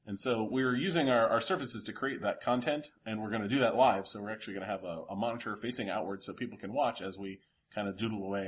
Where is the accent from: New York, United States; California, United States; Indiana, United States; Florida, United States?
Florida, United States; South; now in Cincinnati, United States; we grew up in South Florida